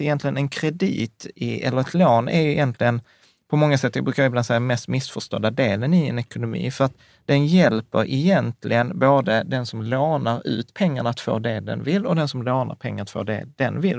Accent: Sweden; som svenskar

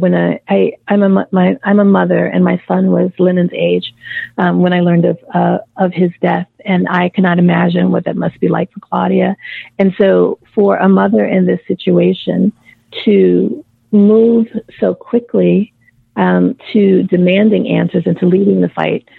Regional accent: Mississippi, United States; moved away; I'd lived in Mississippi. I'd moved back to my home state for about 5 years just prior

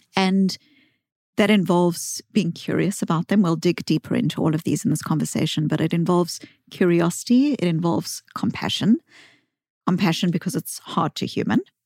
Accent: South Africa; accent: Bostonian; moved away; I grew up in South Africa

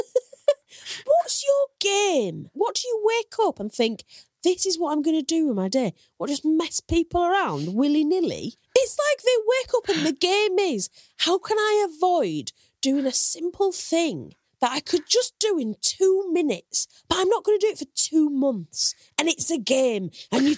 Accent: Hull, Yorkshire and the Humber, United Kingdom; moved away as an adult; now in London, United Kingdom; you might be able to tell from my accent, I come from Hull

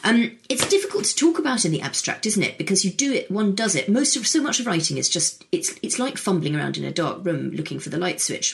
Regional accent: United Kingdom; also born or lived in United States; I picked two because I'm from the UK, and I'm American as well.

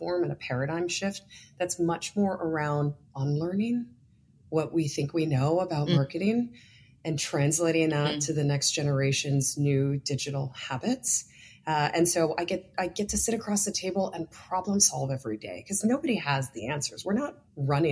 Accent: New York, United States; I'm also a New Yorker

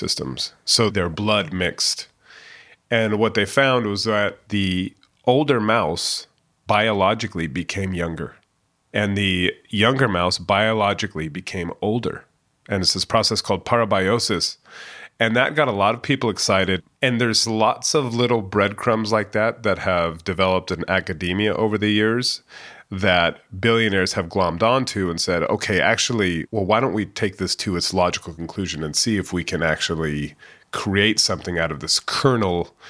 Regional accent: Silicon Valley, California, United States; moved away as an adult; also born or lived in London, United Kingdom; As you can probably tell by my accent, I actually grew up my whole life in Silicon Valley and then spent a bunch of years in London.

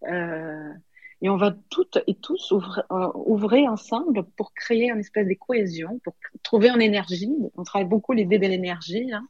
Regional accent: Paris, Île-de-France, France; parce qu'on n'est pas d'ici, nous ne sommes pas des enfants de pays. Euh, plus je suis, j'ai un petit accent, je viens d'ailleurs, et c'est surtout l'effet de venir de Paris.

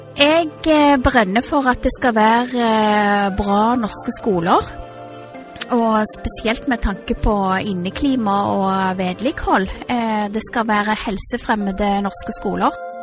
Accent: Stavanger, Rogaland, Norway; also born or lived in Canada; Jeg vil si at jeg er en siddis. Jeg har gått på barneskole, ungdomsskole og videregående skole på Madla

